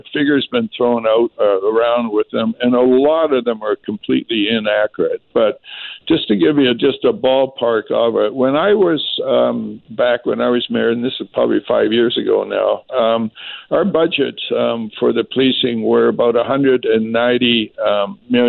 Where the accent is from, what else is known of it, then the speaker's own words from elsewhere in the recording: Vancouver, British Columbia, Canada; when I was born in Vancouver, we had our own Surrey police at that time.